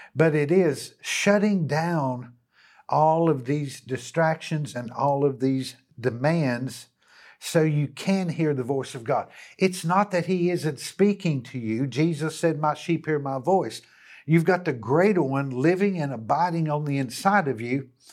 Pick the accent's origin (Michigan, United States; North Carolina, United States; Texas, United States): North Carolina, United States; Hickory; back to my hometown. And, uh, and here I am in the city of Hickory